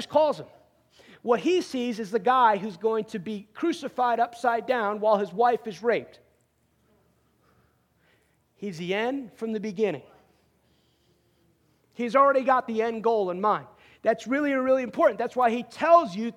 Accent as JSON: {"language": "English", "region": "outside New York City", "country": "United States", "tie": "born or raised there", "moved": "yes", "said": "I grew up outside New York City"}